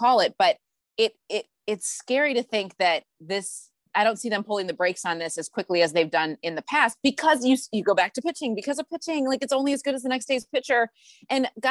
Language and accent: English; Cleveland, Ohio, United States; I grew up in Cleveland